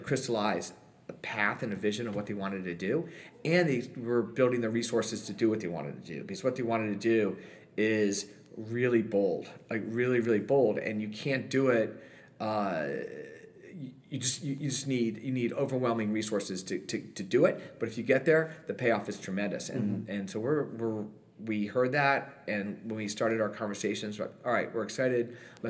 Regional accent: New York City, New York, United States; moved away as an adult; now in Washington, D.C., United States; we grew up in New York City, and I chose Washington.

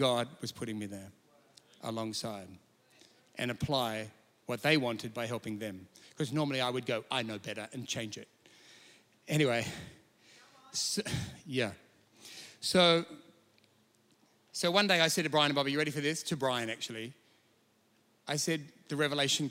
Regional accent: Sydney, New South Wales, Australia; moved away as an adult; now in Perth, Australia; I'm from Sydney originally, less Sydney, I was about 30. I'm in Perth

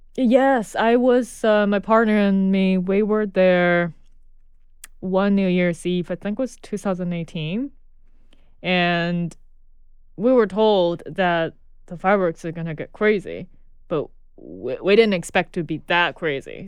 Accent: Chengdu, Sichuan, China; moved away as an adult; now in Brooklyn, United States; I was born in Chengdu, China. Chengdu is uh, southwest part of China, so it's England. And I was born and grew up there till I was, I think it was just past 21 when I came here.

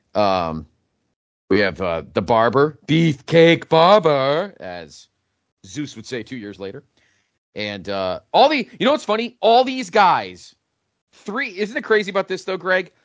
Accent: Connecticut, United States; my home state

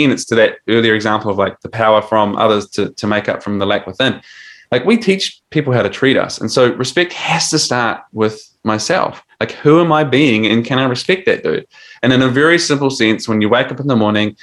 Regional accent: New Zealand; now in Australia; I'm 40 and I'm from New Zealand, but I live in Australia.

